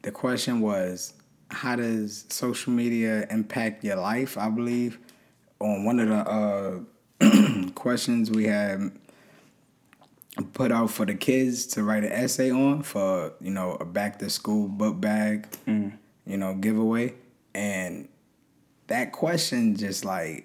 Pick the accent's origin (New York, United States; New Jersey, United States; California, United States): New York, United States; New York City; just a poor kid from Brooklyn